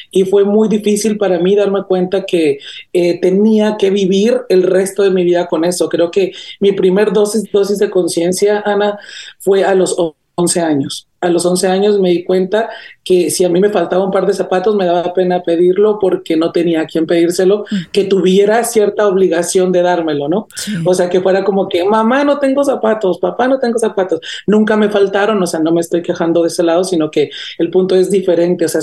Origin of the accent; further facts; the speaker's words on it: Caracas, Capital District, Venezuela; now in United States; Que si quiero regresar a mi pueblito este caraqueño o polviento, claro que quiero regresar. O sea, ahorita sí, sí estoy acostumbrado a las comodidades de, de Estados Unidos